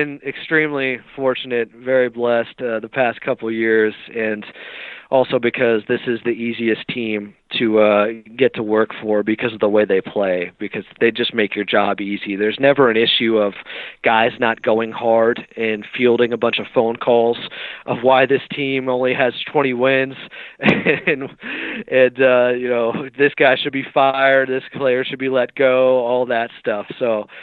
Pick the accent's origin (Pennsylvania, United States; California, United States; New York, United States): California, United States; Sacramento; I grew up in Sacramento